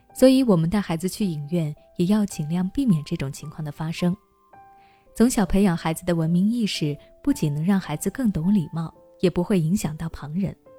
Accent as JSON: {"language": "Chinese", "country": "China", "said": "我们每个中国人"}